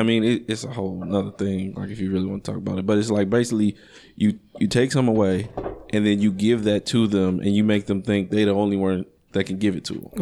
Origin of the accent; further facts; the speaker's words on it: Chicago, Illinois, United States; growing up in Chicago, it, it's a very, it's a, it's a pimp heavy, pimp heavy culture